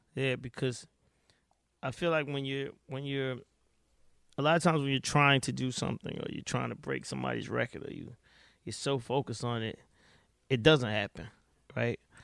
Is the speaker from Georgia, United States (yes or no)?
yes; Atlanta, Georgia, United States; I was here, I'm here, I'm from Atlanta